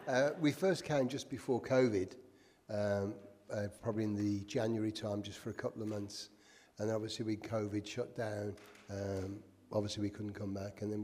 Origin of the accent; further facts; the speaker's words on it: Birmingham, West Midlands, United Kingdom; moved away; I'm a Brummie. I'm from Birmingham.